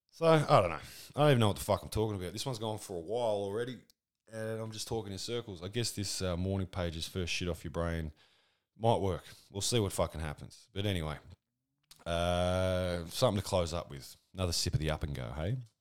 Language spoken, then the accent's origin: English; Australia; I'm Australian